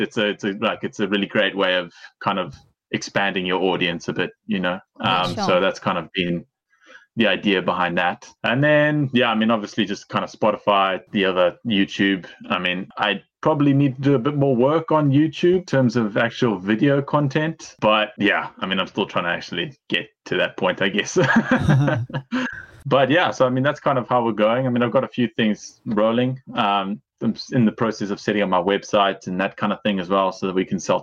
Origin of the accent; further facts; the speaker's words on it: Zimbabwe; moved away as an adult; also born or lived in England; now in Pemberton, Australia; we moved back out to Zim where I was born. And then I lived there pretty much my whole life until I was 18.